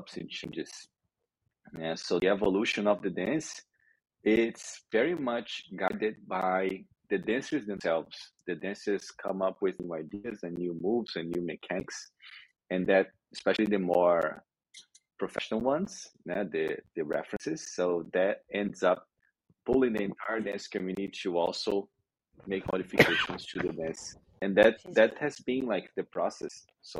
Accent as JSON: {"language": "English", "region": "Rio de Janeiro", "country": "Brazil", "said": "I'm from Rio de Janeiro in Brazil"}